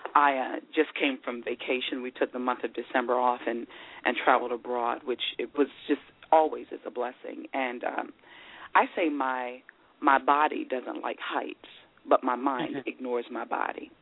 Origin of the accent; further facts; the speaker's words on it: Maryland, United States; growing up in Maryland, I was surrounded by a community of people